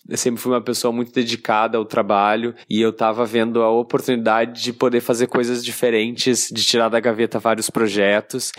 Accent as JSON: {"language": "Portuguese", "town": "Porto Alegre", "region": "Rio Grande do Sul", "country": "Brazil", "accent": "Porto Alegre", "moved": "yes", "lives_now": "Rio de Janeiro, Brazil", "said": "eu moro no Rio, mas obviamente meu sotaque denuncia que eu sou de Porto Alegre"}